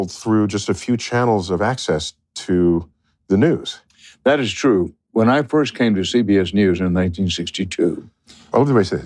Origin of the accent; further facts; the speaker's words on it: Missouri, United States; Well, I'm raised from Missouri.